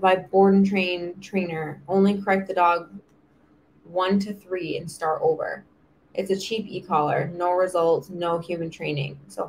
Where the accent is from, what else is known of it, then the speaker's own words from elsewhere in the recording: Myrtle Beach, South Carolina, United States; I mean, I grew up in Myrtle Beach